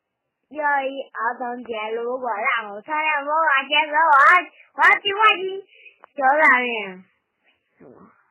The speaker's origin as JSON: {"language": "Chinese", "region": "Beijing", "country": "China"}